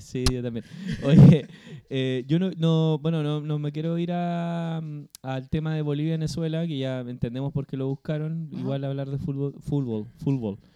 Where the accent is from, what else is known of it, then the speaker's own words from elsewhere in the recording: Chile; como chileno promedio